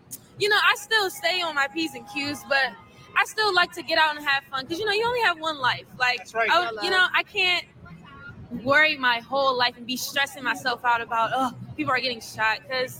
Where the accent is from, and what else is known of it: Virginia, United States